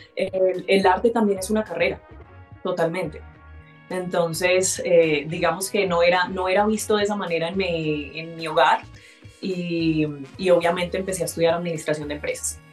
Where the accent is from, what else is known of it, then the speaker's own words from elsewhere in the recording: Colombia; also born or lived in Barranquilla, Atlántico / Antioquia; yo soy mitad barranquillera, mitad paisa